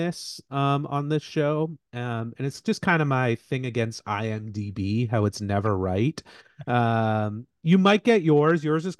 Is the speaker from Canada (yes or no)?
yes; Canada; he's Canadian and I'm Canadian.